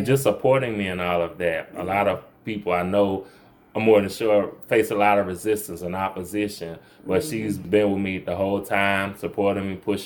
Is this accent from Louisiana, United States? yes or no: yes; New Orleans, Louisiana, United States; moved away as an adult; now in Monroe, United States; I'm originally from New Orleans. That's where I grew up, and my formative years were spent there